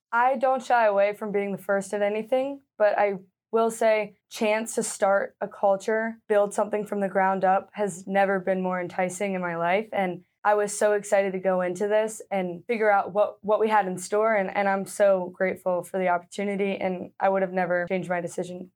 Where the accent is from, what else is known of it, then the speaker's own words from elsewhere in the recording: Leonardtown, Maryland, United States; moved away; I am from Leonardtown, like you said, a small town in Maryland. I grew up playing all different sports.